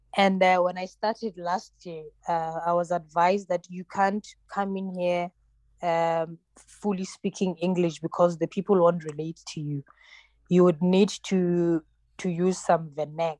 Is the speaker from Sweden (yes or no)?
no; South Africa; first language Tsonga; English is a second language; I'm originally Tsonga, Xitsonga. So I speak that. That's my mother tongue.